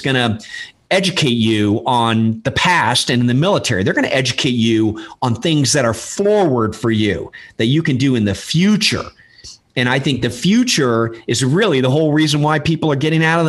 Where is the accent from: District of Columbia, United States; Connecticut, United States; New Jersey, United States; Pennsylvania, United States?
District of Columbia, United States; Washington; moved away as an adult; now in Texas, United States; I'm from Washington, D.C.